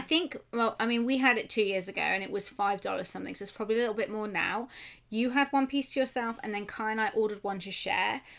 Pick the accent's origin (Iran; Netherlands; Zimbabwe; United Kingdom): United Kingdom; I'm British